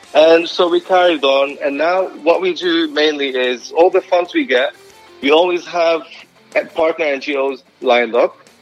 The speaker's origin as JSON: {"language": "English", "country": "Lebanon", "tie": "born or raised there", "moved": "yes", "said": "growing up in Lebanon, we were wired to remember"}